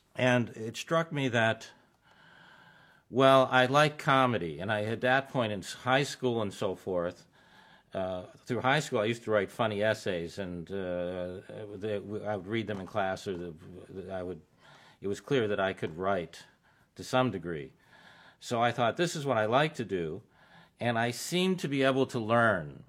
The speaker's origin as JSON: {"language": "English", "town": "Tucson", "region": "Arizona", "country": "United States", "tie": "born or raised there", "also_born_or_lived": "Chicago", "said": "growing up in Tucson, Arizona."}